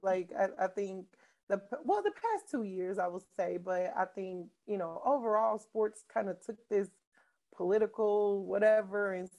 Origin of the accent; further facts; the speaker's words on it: Kansas City, United States; I'm from Kansas City.